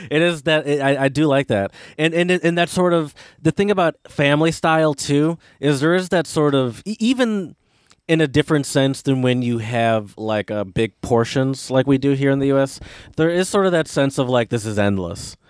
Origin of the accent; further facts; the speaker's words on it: United States; I'm American